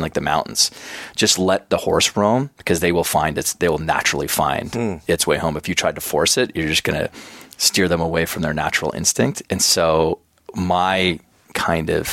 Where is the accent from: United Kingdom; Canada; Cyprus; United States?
Canada; Schuler, Alberta; moved away; So my small little rural school that I went to, Schuler, Alberta, we had like a maximum enrollment from kindergarten to grade 9